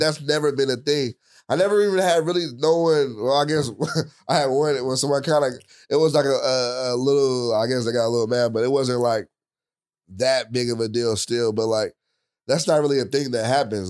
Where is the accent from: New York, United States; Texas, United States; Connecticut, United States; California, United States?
California, United States; Richmond; where I grew up, I, I'm from Richmond, it wasn't the best